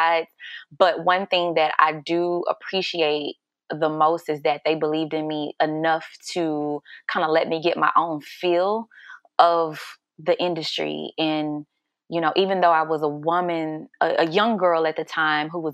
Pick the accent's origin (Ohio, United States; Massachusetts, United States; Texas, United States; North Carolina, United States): Texas, United States; Houston; I'm originally from Houston, Texas.